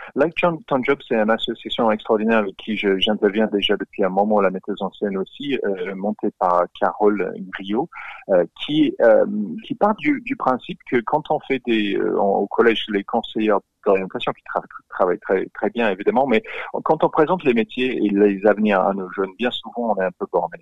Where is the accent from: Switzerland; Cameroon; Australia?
Australia; accent: Australian; French is a second language; now in France; je, suis australien, vous l'entendez de mon accent